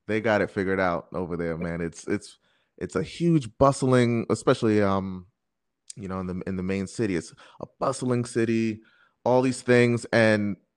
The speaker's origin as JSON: {"language": "English", "region": "New York", "country": "United States", "said": "I'm I'm a New Yorker, so it's like oh, I'm in a city."}